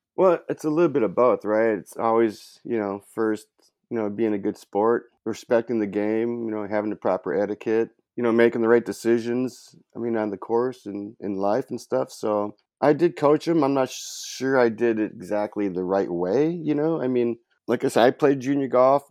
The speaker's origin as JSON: {"language": "English", "town": "Lorain", "region": "Ohio", "country": "United States", "tie": "born or raised there", "moved": "yes", "lives_now": "San Diego, United States", "said": "I'm from a little town outside of Cleveland called Lorain, Ohio"}